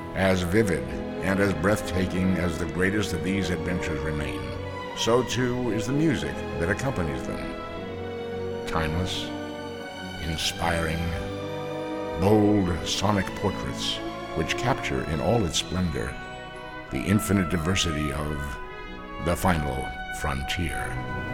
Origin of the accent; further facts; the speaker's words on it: Mexico City, Mexico; I'm from Mexico City